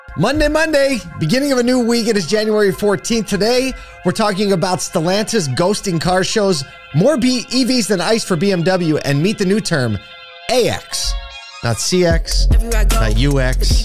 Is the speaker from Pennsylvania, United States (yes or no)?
yes; Philadelphia, Pennsylvania, United States; now in Syracuse, United States; I grew up in Philly